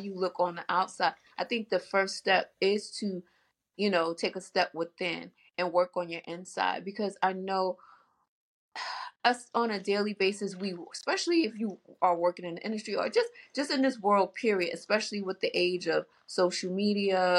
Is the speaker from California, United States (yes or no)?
no; New York City, New York, United States; I am born and raised in New York, Queens girl, Southside Jamaica, Queens